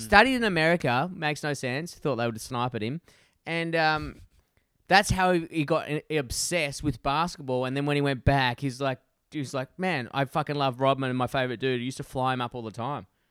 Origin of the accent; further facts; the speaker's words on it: Perth, Western Australia, Australia; my hometown from Perth